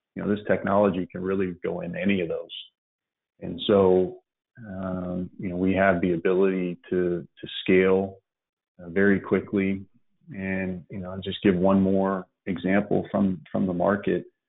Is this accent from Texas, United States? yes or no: yes; Dallas, Texas, United States; also born or lived in West Virginia; We grew up in Dallas